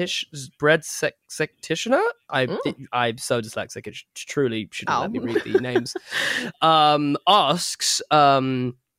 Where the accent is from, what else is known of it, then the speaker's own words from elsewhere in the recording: England, United Kingdom; as an Englishman